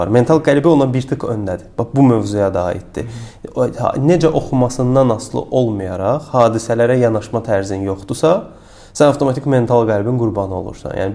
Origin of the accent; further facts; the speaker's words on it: Karabakh, Azerbaijan; biz Qarabağlıyıq